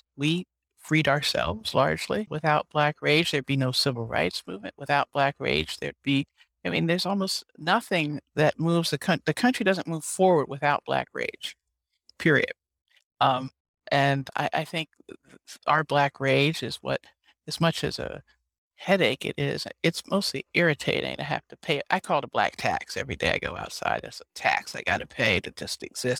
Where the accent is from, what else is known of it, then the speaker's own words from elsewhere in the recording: Philadelphia, Pennsylvania, United States; I was born in Philadelphia, and I was born next to Constitutional Hall